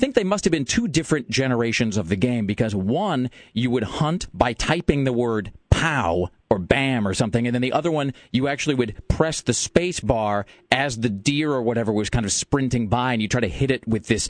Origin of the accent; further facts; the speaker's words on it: the Northwest, Pacific Northwest, United States; now in Portland, United States; growing up in the Northwest, as I did